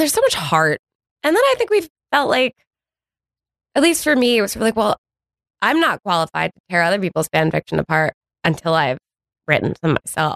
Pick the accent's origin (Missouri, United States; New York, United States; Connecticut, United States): Connecticut, United States; I grew up in Connecticut.